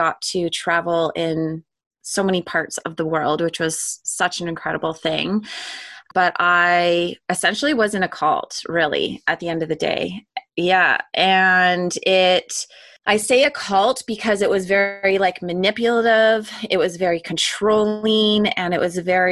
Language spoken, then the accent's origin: English; Langley, British Columbia, Canada; I grew up in Canada, in BC, specifically in Langley. That's where I grew up.